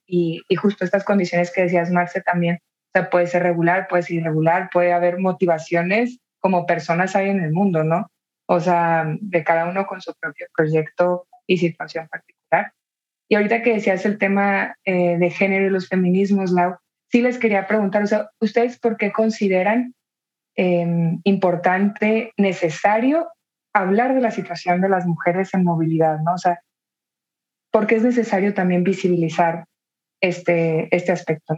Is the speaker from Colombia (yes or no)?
no; Tijuana, Baja California, Mexico; yo soy de Tijuana y para mí también, pues la realidad de la migración estuvo muy presente desde, desde chica